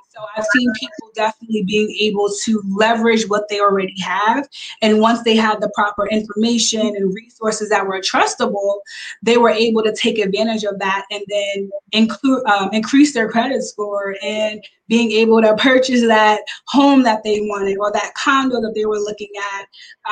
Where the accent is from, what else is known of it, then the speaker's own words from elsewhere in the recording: Long Island, New York, United States; I am from Long Island, New York